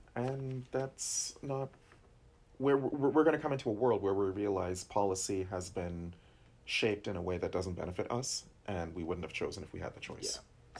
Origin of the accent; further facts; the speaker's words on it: New Jersey, United States; I'm from North Jersey